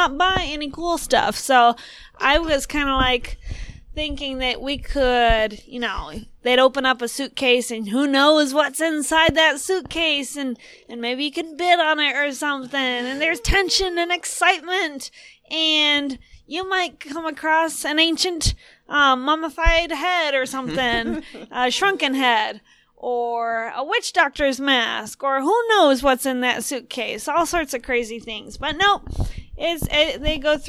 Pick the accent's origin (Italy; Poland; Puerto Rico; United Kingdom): Puerto Rico; now in United States; growing up in Puerto Rico, you know, your blood thins out and you get used to pretty hot temperatures